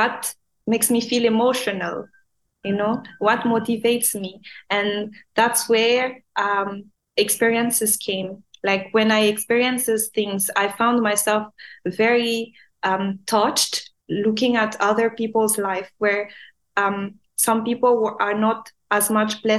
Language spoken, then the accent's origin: English; Madagascar; English is a second language; now in Dubai, United Arab Emirates; Back home in Madagascar, we are not an English speaking country. We actually speak French. And at school, I was the worst in English.